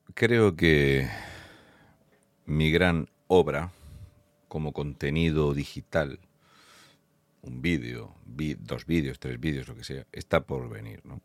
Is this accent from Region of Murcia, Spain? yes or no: yes; Fuente Álamo de Murcia, Region of Murcia, Spain; soy de Fuente Álamo de Murcia